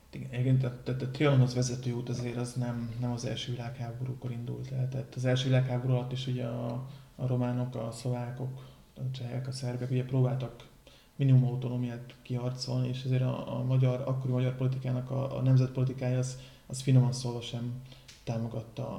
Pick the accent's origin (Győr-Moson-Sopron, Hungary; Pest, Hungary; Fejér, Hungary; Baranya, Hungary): Baranya, Hungary; Pécs; pont itt pécsiek vagyunk